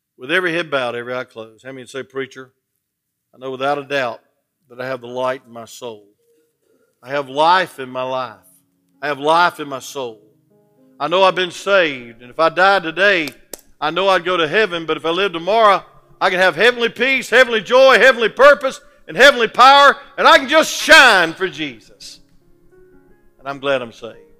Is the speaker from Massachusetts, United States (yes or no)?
no; Atlanta, Georgia, United States; I'm from Atlanta